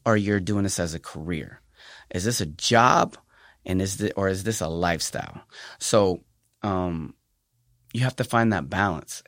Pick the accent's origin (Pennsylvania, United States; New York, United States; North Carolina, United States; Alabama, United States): Pennsylvania, United States; now in San Antonio, United States; Well, I am from Pennsylvania. I'm from the East Coast